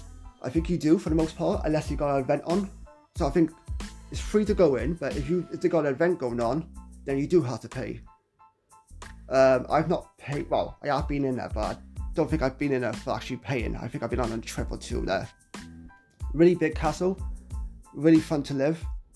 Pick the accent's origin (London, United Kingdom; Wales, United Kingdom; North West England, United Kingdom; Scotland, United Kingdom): Wales, United Kingdom; I myself don't know that much Welsh, which is unfortunate to say, because I am Welsh.